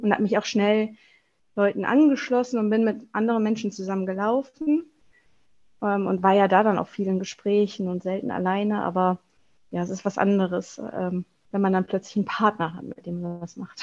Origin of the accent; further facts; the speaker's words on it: Wuppertal, North Rhine-Westphalia, Germany; ich komme aus Wuppertal